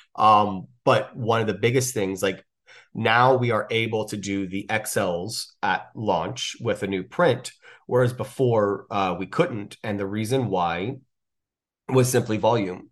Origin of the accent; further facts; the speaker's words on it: the South, United States; I'm from the South